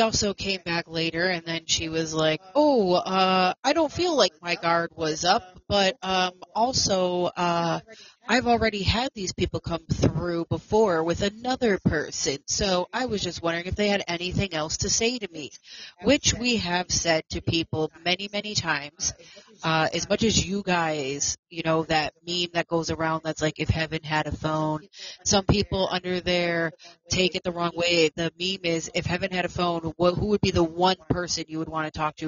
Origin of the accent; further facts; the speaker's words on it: New York, United States; Amityville is in New York, where I am from. Um, um, and the Amityville house, the original one, is not far from my hometown.